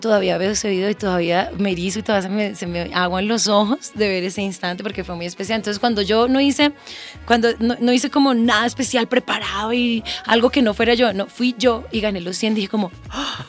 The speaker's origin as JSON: {"language": "Spanish", "country": "Colombia", "also_born_or_lived": "Santander / Los Llanos", "said": "yo soy una mujer llanera, santanderiana, colombiana, súper latina"}